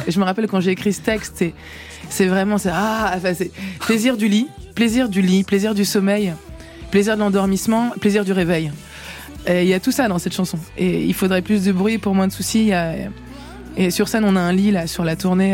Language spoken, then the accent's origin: French; France; also born or lived in Poland (ancestry); je suis française, en fait. Euh, d'ailleurs, euh, française d'origine polonaise